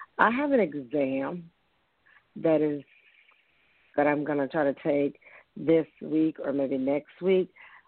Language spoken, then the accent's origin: English; Tennessee, United States